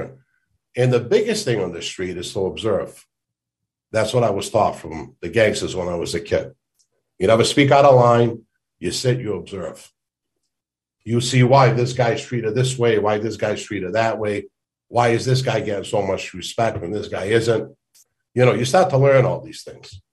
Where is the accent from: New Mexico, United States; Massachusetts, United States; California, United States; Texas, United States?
Massachusetts, United States; Boston; moved away as an adult; also born or lived in North End, Boston / Phoenix, Arizona / Tennessee; growing up in East Boston with my friends, and we'd be out at 2, 3 in the morning playing in the streets